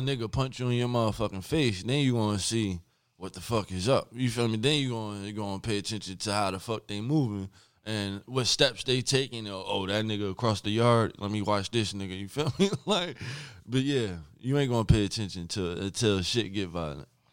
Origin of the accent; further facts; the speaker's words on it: Linden, New Jersey, United States; my hometown, Linden, New Jersey